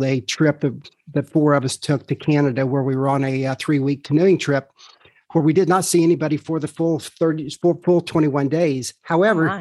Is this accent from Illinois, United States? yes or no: yes; Illinois, United States; moved away as an adult; now in Charlotte, United States; So I grew up in the Midwest. We grew up in Illinois